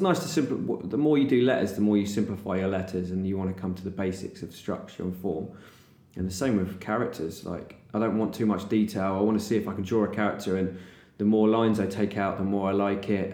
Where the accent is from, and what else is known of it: Bristol, South West England, United Kingdom